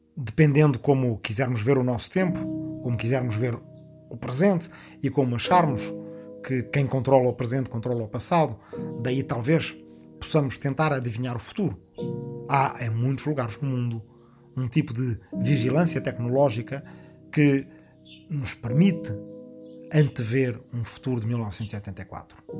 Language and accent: Portuguese; Arrifana, Ribatejo, Portugal; moved away; agora eu próprio estou na minha aldeia ancestral de Arrifana, no Ribatejo